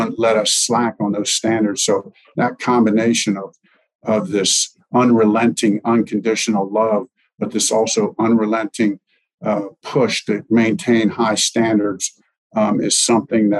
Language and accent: English; Lebanon, Pennsylvania, United States; moved away as an adult; also born or lived in Long Island, New York; now in Indianapolis, United States; was born in Long Island, just lived there for a very short time before my parents moved to Lebanon, PA